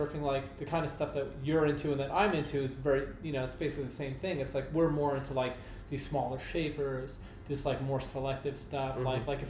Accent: New York City, New York, United States; moved away as an adult; I'm from Brooklyn, New York, and I've seen that happen to like my neighborhood

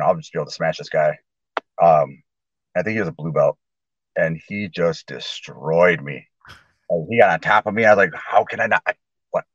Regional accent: Allegan, Michigan, United States; also born or lived in Grand Rapids, Michigan / Kalamazoo, Michigan; here in Allegan, Michigan, a little farm town that I grew up

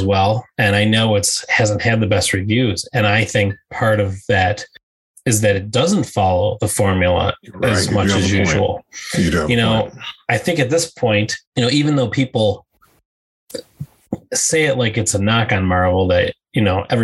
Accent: Western New York, United States; I grew up in the Western New York area

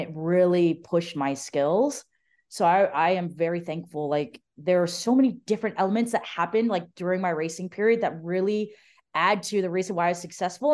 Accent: Arizona, United States; growing up in Arizona

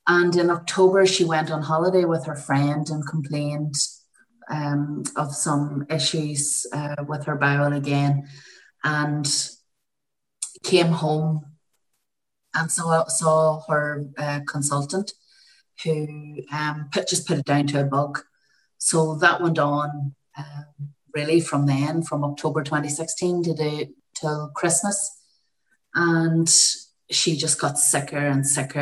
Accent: County Tyrone, Northern Ireland, United Kingdom; now in Armagh, United Kingdom; I live in Armagh in Ireland. I'm originally from County Tyrone, neighbouring counties.

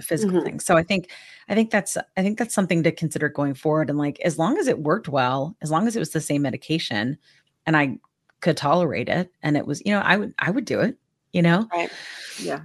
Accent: Georgia, United States; now in Texas, United States; I'm from Georgia.

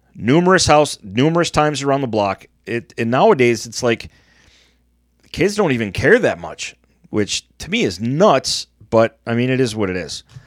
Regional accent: Michigan, United States; growing up in Michigan

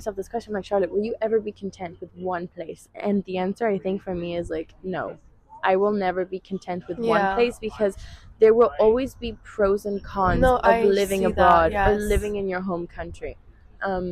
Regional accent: Seychelles; now in Galway, Ireland; I grew up with in the Seychelles

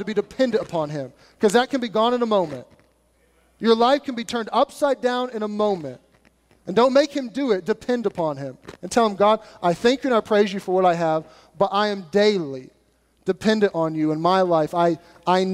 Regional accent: United States; us being American

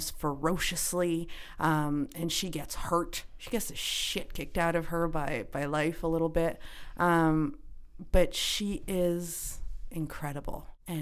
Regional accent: Canada; I'm Canadian

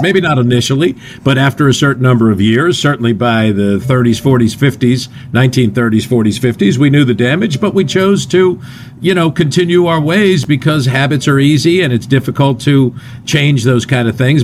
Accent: New Jersey, United States; I'm from North Jersey, and the 70s in North Jersey were pretty fun

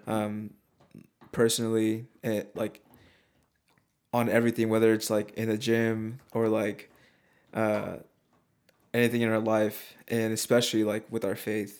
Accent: Oregon, United States; moved away; we're both from Oregon

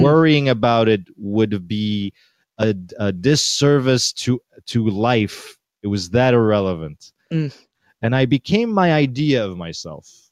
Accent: Syria; now in New York, United States; I'm from Syria

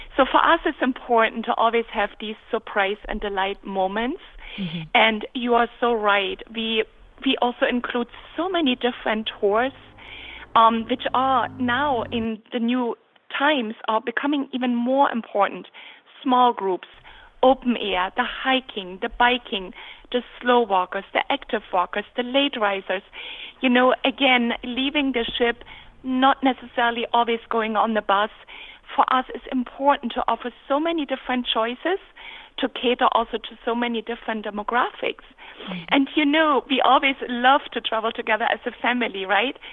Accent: Dresden, Saxony, Germany; moved away; I was born in Germany on the Elbe River, beautiful city of Dresden.

